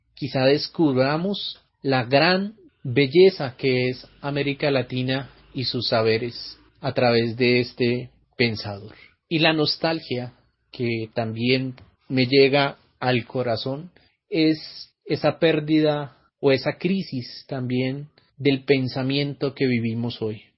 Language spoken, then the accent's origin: Spanish; Colombia; Soy el filósofo colombiano